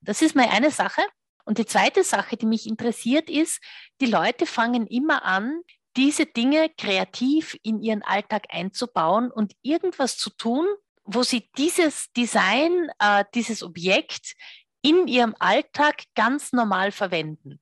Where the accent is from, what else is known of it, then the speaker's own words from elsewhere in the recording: Austria; Bei uns in Österreich